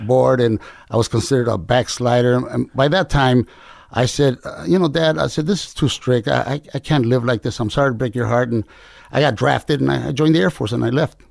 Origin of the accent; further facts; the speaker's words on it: Compton, California, United States; also born or lived in Culiacan, Sinaloa, Mexico / Fresno, California; in Compton, really, but my parents were migrant farm workers